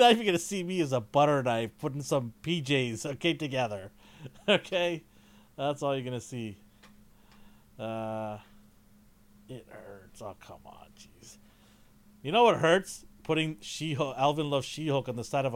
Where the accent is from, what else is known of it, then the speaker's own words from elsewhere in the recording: Canada; I'm Canadian